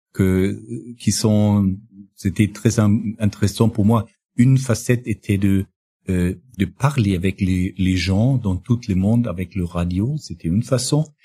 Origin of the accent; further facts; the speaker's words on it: northern Bavaria, Germany; French is a second language; also born or lived in Amberg / Regensburg / Hungary; now in Munich, Germany; je suis euh, né dans le dans le nord de, de la Bavière, euh, près de la frontière euh, euh, tchèque